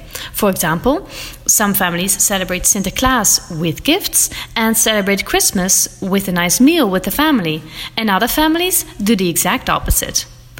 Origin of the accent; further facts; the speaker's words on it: Netherlands; now in Belgium; I'm from the Netherlands and I live in Belgium.